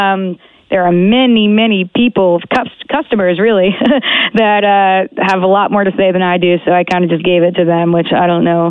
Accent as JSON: {"language": "English", "country": "United States", "tie": "born or raised there", "also_born_or_lived": "Long Island, New York / New Jersey", "moved": "as an adult", "lives_now": "Toronto, Canada", "said": "I grew up in New York, and then, so half my life in New York, half my life in Jersey. So I got a little dirty Jersey, and I got a little Long Island in me."}